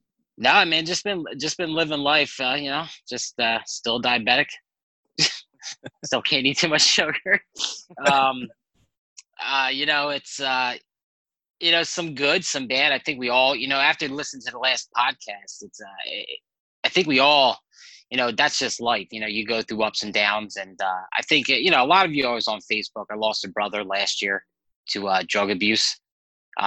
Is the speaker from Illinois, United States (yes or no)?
no; Hamilton, New Jersey, United States; I actually came to my hometown and started meeting with pastors. And somehow I got this job. It was like just weird how it fell into my lap. They asked me to come be their youth pastor. I was there for years. About 6 years. It was with Assembly of God down here in South Jersey in Hamilton